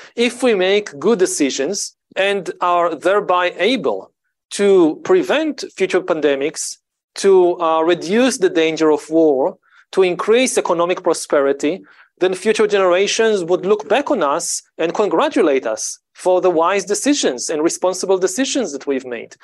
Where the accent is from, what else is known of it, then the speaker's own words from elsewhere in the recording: Israel; I grew up in Israel, in the Middle East